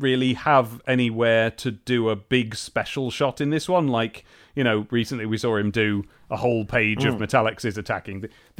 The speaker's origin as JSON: {"language": "English", "region": "England", "country": "United Kingdom", "said": "as a very much English man"}